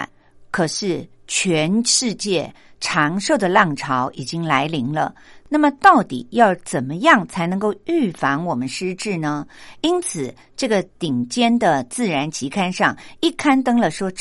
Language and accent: Chinese; Taiwan; 而我们台湾人的饮食习惯呢，使我们盐分的摄取量真的会比西方人来得高。